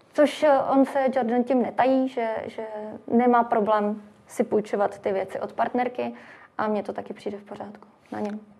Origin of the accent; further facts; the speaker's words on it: Czechia; u nás v Čechách